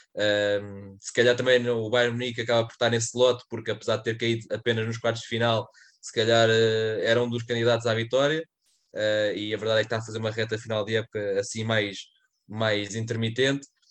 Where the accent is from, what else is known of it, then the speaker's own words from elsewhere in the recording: Portugal; como português